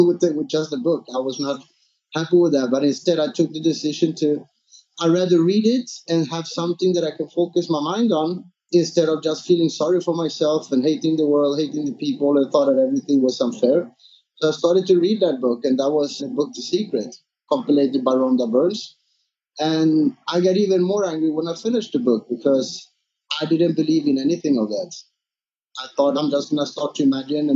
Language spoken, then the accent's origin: English; Sweden; moved away as an adult; also born or lived in San Andres, Colombia; now in Phuket, Thailand; I moved to Sweden when I was 3 years old. I was raised in Sweden until I moved to Phuket